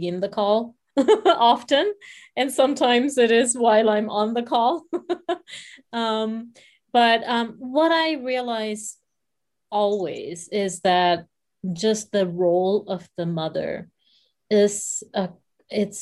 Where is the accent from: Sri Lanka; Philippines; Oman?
Sri Lanka; I come from Sri Lanka, so I come from a different culture to some degree